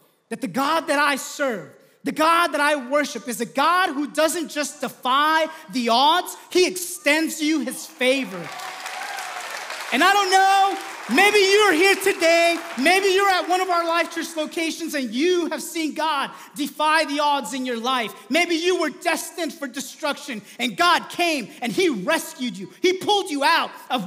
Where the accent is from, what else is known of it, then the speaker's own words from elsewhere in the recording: Southern California, United States; I grew up in Southern California, loved going to the beach.